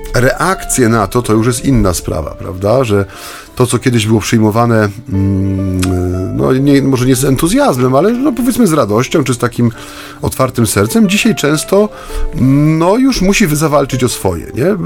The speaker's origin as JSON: {"language": "Polish", "region": "Silesian Voivodeship", "country": "Poland", "said": "ja jestem ze Śląska, więc u nas to było naturalne"}